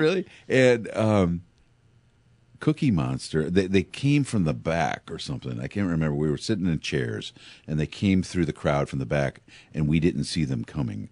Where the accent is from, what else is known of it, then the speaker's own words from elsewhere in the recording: Pekin, Illinois, United States; I grew up in Pekin